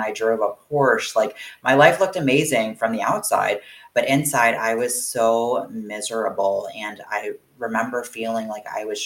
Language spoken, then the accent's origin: English; Florida, United States; moved away; I was born and raised in Florida